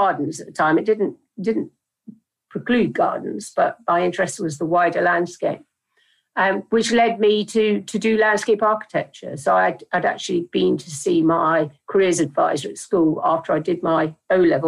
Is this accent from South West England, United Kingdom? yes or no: yes; Dartmouth, South West England, United Kingdom; I grew up in Dartmouth in South Devon by the sea